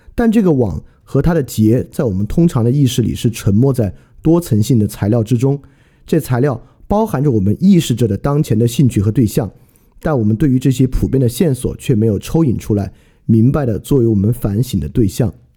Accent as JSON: {"language": "Chinese", "country": "China", "said": "我们中国人"}